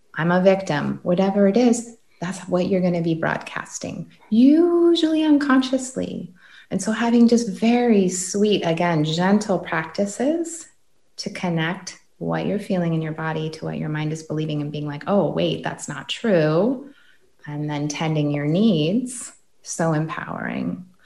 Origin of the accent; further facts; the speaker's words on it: Green Bay, Wisconsin, United States; this was in Green Bay, Wisconsin.